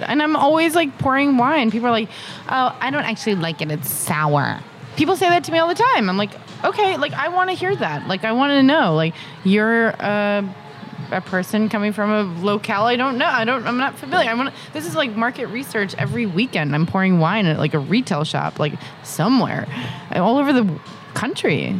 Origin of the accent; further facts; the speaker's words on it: Massachusetts, United States; I'm like from Massachusetts